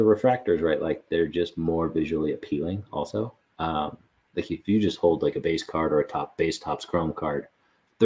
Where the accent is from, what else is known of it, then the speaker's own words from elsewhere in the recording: Bay Area, California, United States; also born or lived in Denver, Colorado; I was born in Denver, but I grew up largely in the Bay Area, and we moved there when I was in middle school